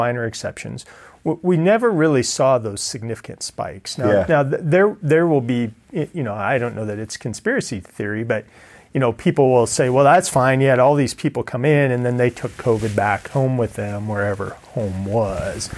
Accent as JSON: {"language": "English", "town": "Ida Grove", "region": "Iowa", "country": "United States", "tie": "born or raised there", "said": "I'm from Ida Grove, so Ida Grove is my hometown."}